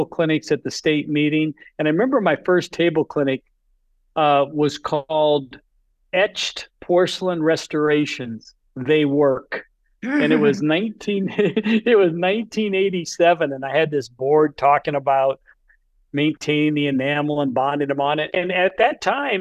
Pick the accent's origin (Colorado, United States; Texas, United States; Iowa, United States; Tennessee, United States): Iowa, United States; Sioux City; I grew up in Sioux City